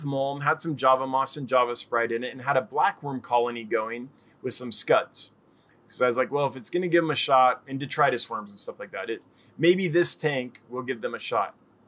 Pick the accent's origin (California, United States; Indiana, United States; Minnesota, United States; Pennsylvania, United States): California, United States; now in Texas, United States; Because we're from Northern California, kind of in the hills where it got a little, up by the mountains.